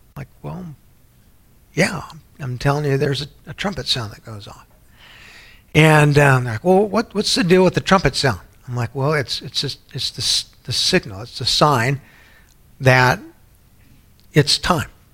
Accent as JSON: {"language": "English", "town": "San Antonio", "region": "Texas", "country": "United States", "tie": "born or raised there", "said": "growing up in San Antonio, I had a lot of Baptist friends"}